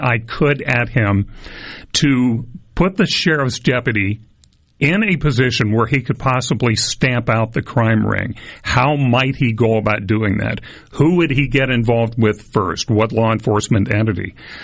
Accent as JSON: {"language": "English", "town": "Starkville", "region": "Mississippi", "country": "United States", "tie": "born or raised there", "said": "I grew up in Starkville"}